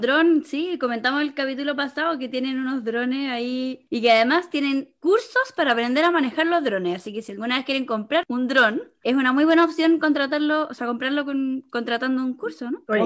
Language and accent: Spanish; Chile; como cultura chilena